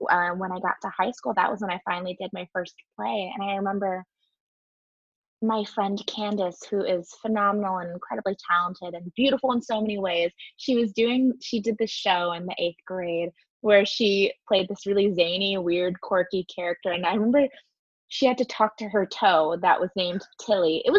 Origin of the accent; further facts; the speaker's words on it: San Diego, California, United States; moved away as an adult; now in New York, United States; me growing up in San Diego